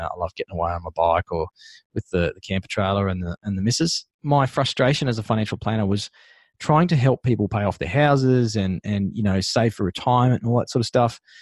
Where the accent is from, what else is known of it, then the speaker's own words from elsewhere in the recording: Sunshine Coast, Queensland, Australia; now in Darling Downs, Australia; where I used to live and, and where I grew up was on the Sunshine Coast in Queensland.